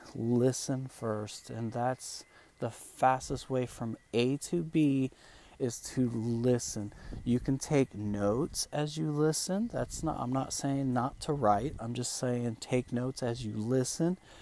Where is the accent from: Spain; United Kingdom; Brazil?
Spain; first language Spanish; English is a second language; now in United States; I live in America now. This is where I stay. I'm actually from Spain, but um, I'm in America.